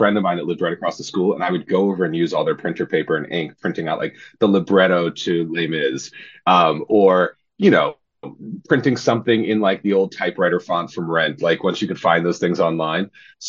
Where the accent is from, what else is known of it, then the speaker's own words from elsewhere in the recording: San Diego, California, United States; moved away; Yeah, I'm from San Diego, North County, San Diego, originally.